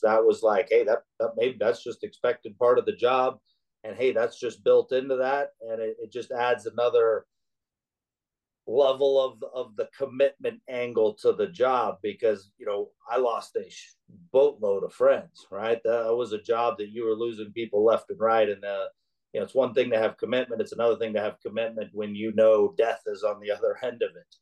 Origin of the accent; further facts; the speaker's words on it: Alaska, United States; moved away; growing up in Alaska and the environment and in the village and the harsh weather